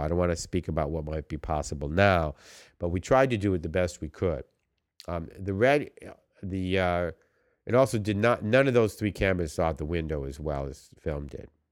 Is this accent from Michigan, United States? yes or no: no; New York, United States; now in Los Angeles, United States; we're all from New York